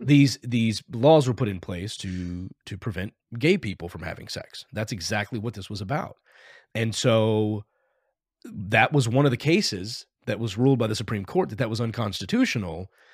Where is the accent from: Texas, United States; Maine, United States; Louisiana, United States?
Texas, United States; I grew up in Texas